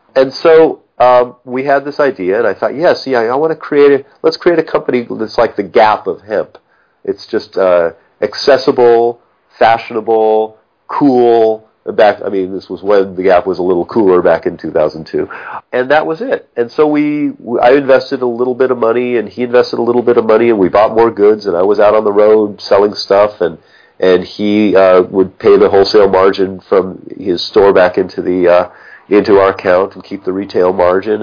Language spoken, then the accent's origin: English; Los Angeles, California, United States; I grew up in Pacific Palisades